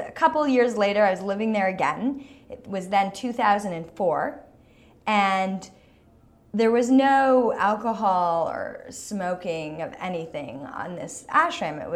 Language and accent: English; Toronto, Ontario, Canada; So I grew up in Toronto and I went to high school, at an art school, Claude Watson, which was up in North York